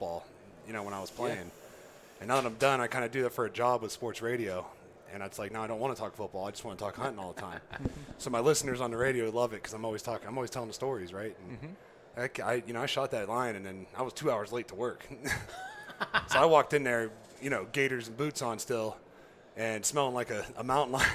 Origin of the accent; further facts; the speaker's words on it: just south of Youngstown, Northeast Ohio, United States; I grew up in Northeast Ohio, so just south of Youngstown, right there where West Virginia, Pennsylvania, and Ohio all meet on the Ohio River